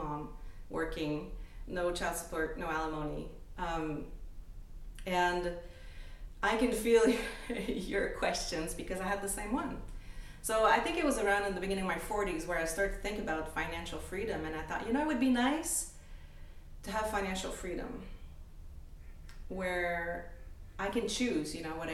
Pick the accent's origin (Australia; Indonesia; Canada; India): Canada; moved away as an adult; now in United States; I'm Canadian, I'm French-Canadian. I came to the US 20 years ago.